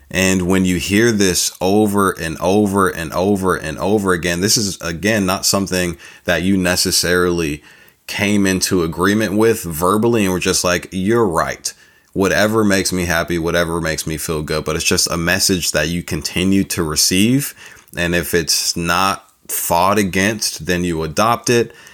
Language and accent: English; California, United States; accent: California; This accent chose me, you know, living out in California